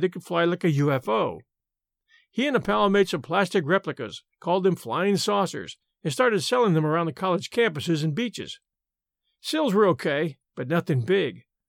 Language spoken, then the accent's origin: English; United States; We Americans